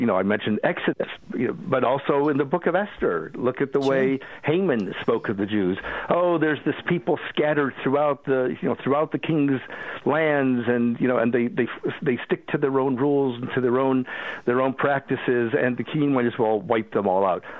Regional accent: Cleveland, Ohio, United States; moved away; also born or lived in Boston, United States; I grew up in Cleveland

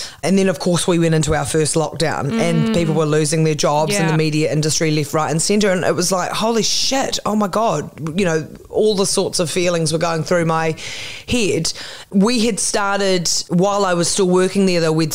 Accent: Christchurch, Canterbury, New Zealand; also born or lived in Auckland, New Zealand; I moved from Christchurch up to Auckland

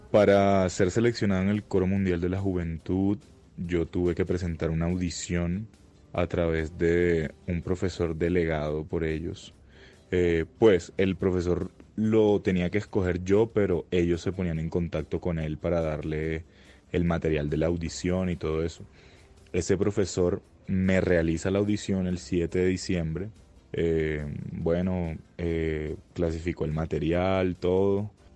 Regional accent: Colombia; soy el único colombiano

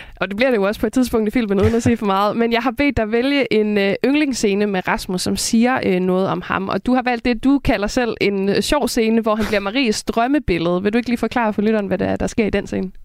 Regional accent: West Jutland, Denmark; jeg er selv fra Vestjylland

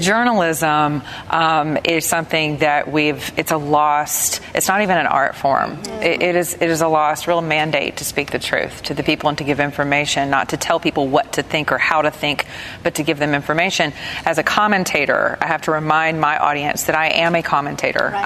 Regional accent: the South, United States; I'm from the South

